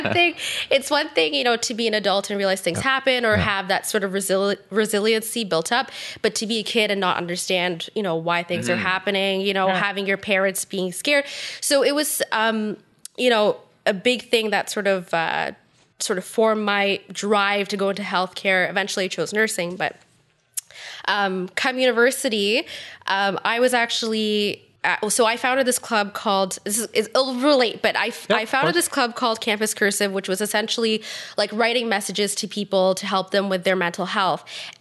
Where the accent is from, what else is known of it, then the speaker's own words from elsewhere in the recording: Ottawa, Ontario, Canada; also born or lived in Tucson, Arizona; I was born in Tucson, Arizona. Oh, cool. Yeah, it sounds cool, but like I moved here when I was two, so I don't really I don't really have a recollection of it. Mm-hmm. So technically, I'm like from Ottawa, but not really.